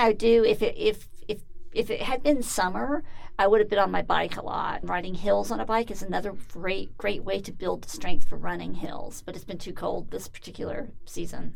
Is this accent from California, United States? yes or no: no; Atlanta, Georgia, United States; I grew up in Atlanta, Georgia, and it's hot and humid pretty much from March to November